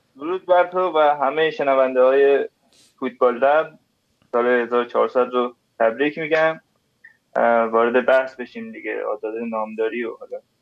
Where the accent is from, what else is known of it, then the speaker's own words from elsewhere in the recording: northern Iran, Iran; ما شمالیم